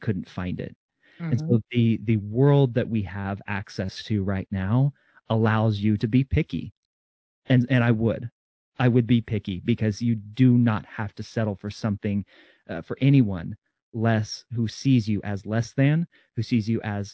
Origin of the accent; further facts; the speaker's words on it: Kansas City, United States; I come from Kansas City